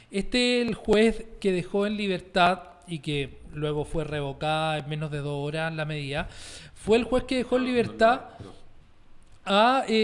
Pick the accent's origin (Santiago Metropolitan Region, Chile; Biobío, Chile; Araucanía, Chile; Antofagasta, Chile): Santiago Metropolitan Region, Chile; Santiago; Yo nací en Independencia